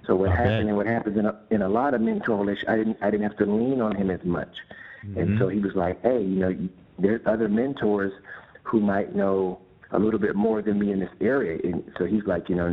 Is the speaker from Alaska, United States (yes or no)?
no; San Pablo, California, United States; also born or lived in Pinole, California; I grew up in San Pablo and Pinole